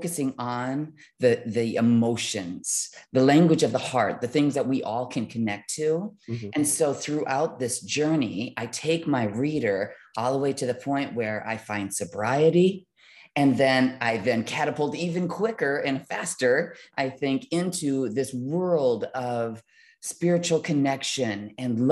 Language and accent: English; Midwest, United States; growing up in the Midwest in a semi low income family